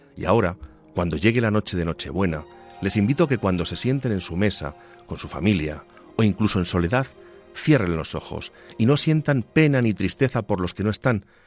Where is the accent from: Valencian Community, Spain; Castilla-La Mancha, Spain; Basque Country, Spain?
Castilla-La Mancha, Spain; mi tierra manchega